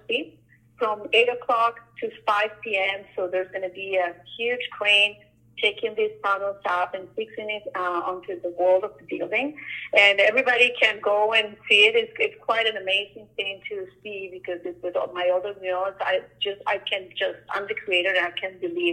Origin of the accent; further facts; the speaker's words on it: Colombia; now in Ottawa, Canada; I'm from Colombia.